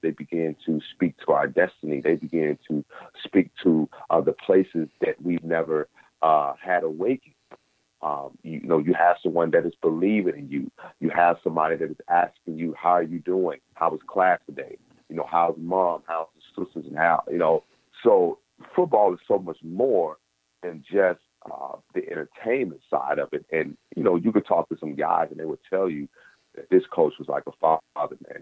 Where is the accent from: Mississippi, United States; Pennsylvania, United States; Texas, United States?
Mississippi, United States; life for a black man in the 80s, uh, growing up in Mississippi